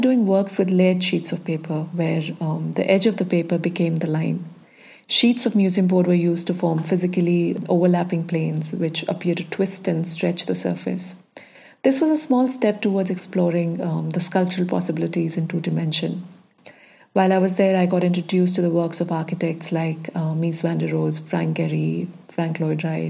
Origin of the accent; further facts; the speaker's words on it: Dehradun, Uttarakhand, India; also born or lived in Chandigarh / Baroda; now in Bangalore, India; I grew up in Dehradun watching my dad work with verticals and horizontals on a drafting table